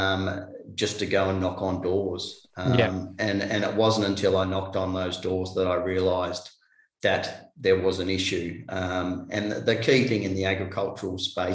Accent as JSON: {"language": "English", "region": "Tasmania", "country": "Australia", "said": "I'm from Tasmania"}